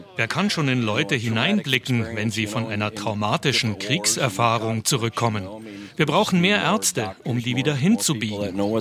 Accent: Germany; now in United States; Ich als Deutscher, Nicht-Amerikaner

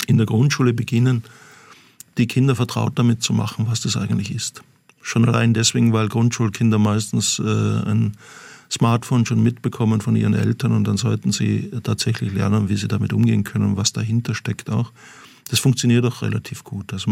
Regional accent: Austria; Ja, das, das ist für mich als Österreicher, jetzt darf ich mal die österreichische Karte sozusagen ziehen

